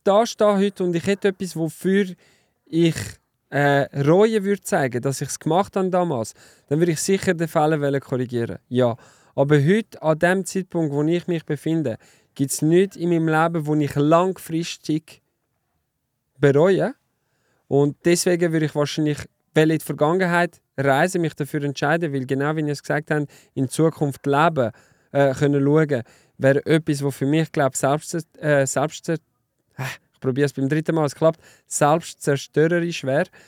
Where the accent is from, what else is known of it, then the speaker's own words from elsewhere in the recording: Lausanne, Vaud, Switzerland; German is a second language; moved away; also born or lived in German-speaking Switzerland; Ich bin ja im Welsch aufgewachsen, in Lausanne